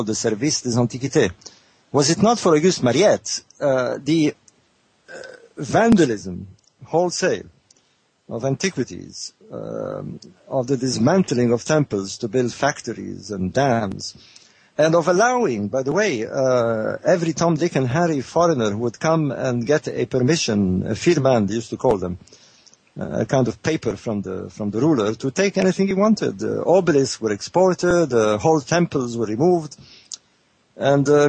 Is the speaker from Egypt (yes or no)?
yes; Egypt; moved away as an adult; I grew up in Egypt, I was born in 48